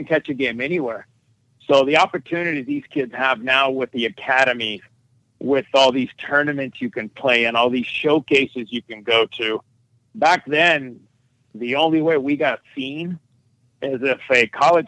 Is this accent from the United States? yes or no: yes; San Pedro, California, United States; I even played semi-pro when I was in high school up in Daniels Field in San Pedro up in the mountains